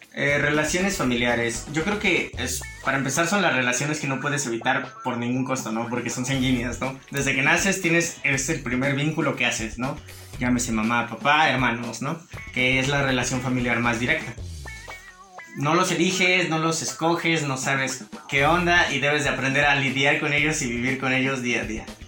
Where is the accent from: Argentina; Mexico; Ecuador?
Mexico; hablo de México porque vivimos